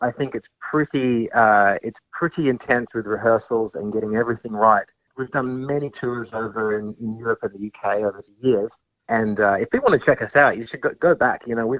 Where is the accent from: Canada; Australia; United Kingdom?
Australia; Perth, Western Australia; I'm from Perth, born and raised